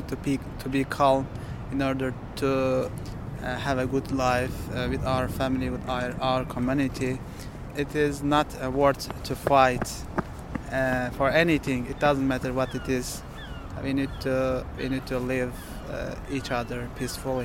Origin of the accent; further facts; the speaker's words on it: Turkey; English is a second language; moved away as an adult; now in Liverpool, United Kingdom; I'm from Turkey. I have been here 2 years, for 2 years now.